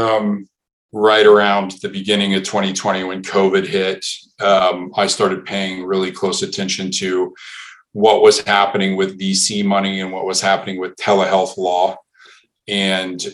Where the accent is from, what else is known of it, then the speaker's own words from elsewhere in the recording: St. Louis, Missouri, United States; moved away as an adult; also born or lived in West Coast; born and bred in St. Louis, Missouri. Spent 18 years there and then moved south